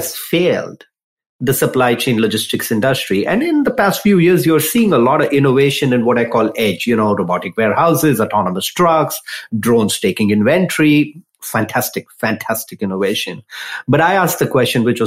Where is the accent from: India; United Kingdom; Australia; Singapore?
India; moved away as an adult; also born or lived in San Jose; now in United States; I grew up in India